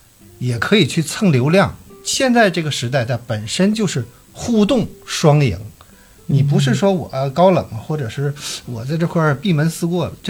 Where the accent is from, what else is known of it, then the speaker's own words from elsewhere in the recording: Dalian, Liaoning, China; 我作为一个大连人，